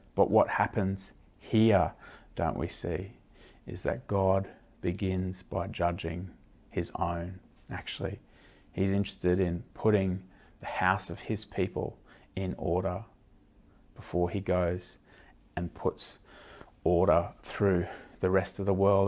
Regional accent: Australia; as an Australian

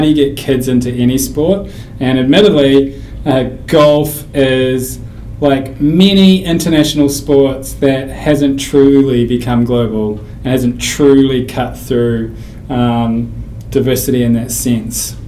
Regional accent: New Zealand; moved away as an adult; now in United States; growing up in New Zealand

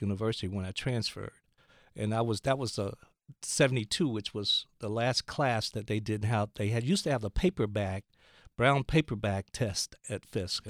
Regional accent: Gadsden, Alabama, United States; I grew up in Gadsden, Alabama

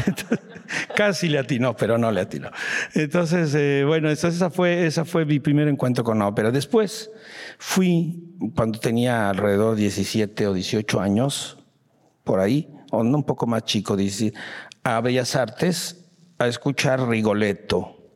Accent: Mexico; sí, maestro, soy mexicano.

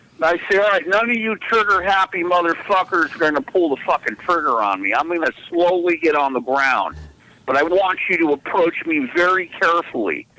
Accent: Los Angeles, California, United States; I'm from the San Fernando Valley

